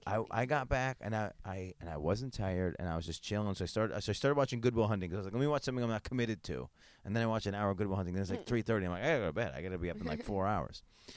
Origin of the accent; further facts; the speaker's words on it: upstate New York, United States; now in Hoboken, United States; I grew up in upstate New York